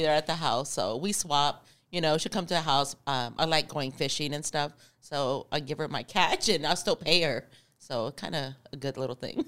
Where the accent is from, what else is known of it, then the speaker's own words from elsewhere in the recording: Arizona, United States; I'm from Arizona